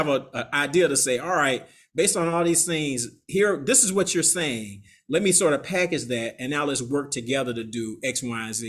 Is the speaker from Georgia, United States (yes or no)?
yes; Atlanta, Georgia, United States; moved away as an adult; now in New Orleans, United States; I'm from Atlanta